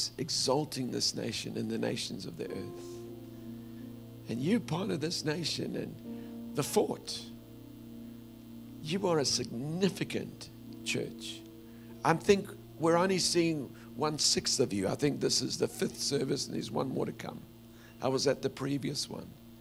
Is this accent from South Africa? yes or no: yes; South Africa; the culture I grew up in South Africa is men really don't cry in public